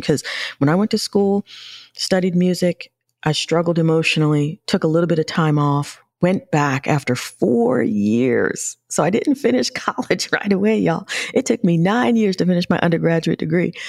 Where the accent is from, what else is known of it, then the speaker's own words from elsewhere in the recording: New York City, New York, United States; I grew up in New York